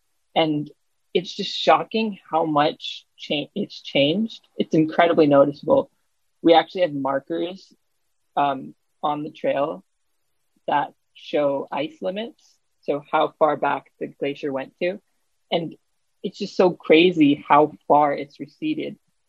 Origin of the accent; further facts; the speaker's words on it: Juneau, Alaska, United States; being born and raised in Juneau, Alaska